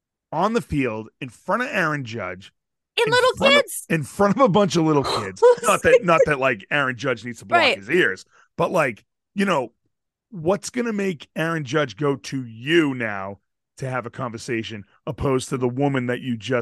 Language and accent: English; Boston, Massachusetts, United States; We live in Massachusetts. We're from Boston. We say fucking words all the time.